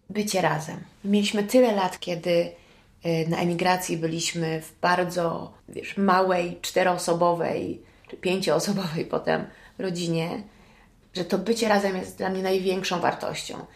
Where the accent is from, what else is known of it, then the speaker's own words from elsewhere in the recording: United States; now in Poland; wychowałam się w Stanach